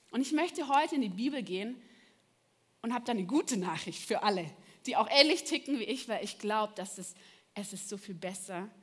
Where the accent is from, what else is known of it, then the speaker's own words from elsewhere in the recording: Baden-Württemberg, Germany; aber ich bin im Schwarzwald aufgewachsen, ja? Und ich hatte von meinem Fenster aus, ja, von meinem Kinderzimmer, einen wunderschönen Blick.